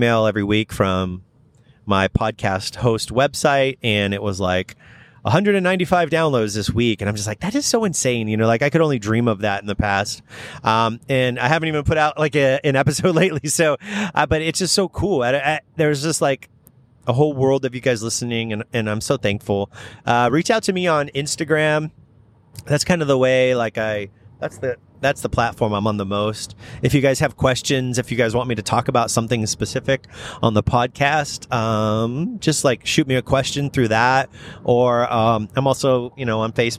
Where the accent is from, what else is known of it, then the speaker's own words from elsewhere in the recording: Redlands, California, United States; I grew up in Redlands